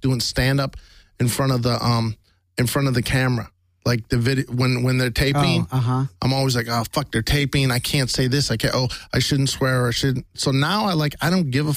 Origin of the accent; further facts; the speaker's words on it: Syracuse, New York, United States; my hometown, Syracuse, New York